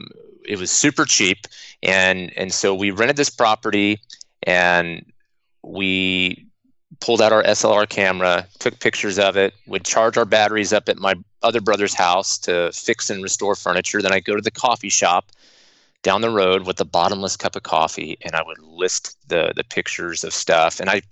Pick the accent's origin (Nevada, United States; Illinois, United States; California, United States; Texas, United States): Texas, United States; Austin; born there; I was born in Austin, Texas